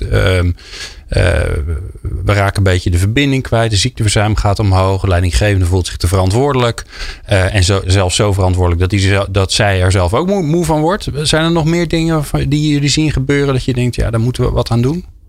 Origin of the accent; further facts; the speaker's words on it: Netherlands; als Hollanders